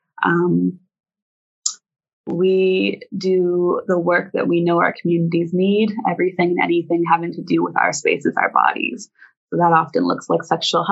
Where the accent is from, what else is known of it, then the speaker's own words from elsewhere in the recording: Toronto, Ontario, Canada; I'm Anishinaabe from Charlotte Lake, which is a small community in southern Ontario. But I really had the honor and the privilege to be raised up by a bunch of aunties and my mom in Toronto